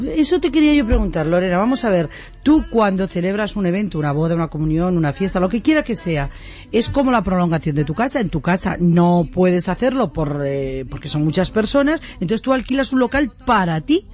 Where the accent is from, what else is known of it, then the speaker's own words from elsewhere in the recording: Madrid, Community of Madrid, Spain; yo soy de Madrid